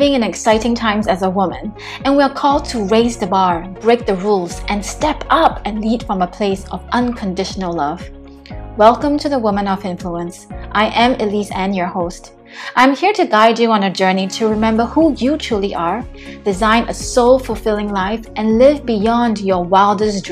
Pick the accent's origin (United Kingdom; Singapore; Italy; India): Singapore; I am from Singapore, streaming in live from Singapore.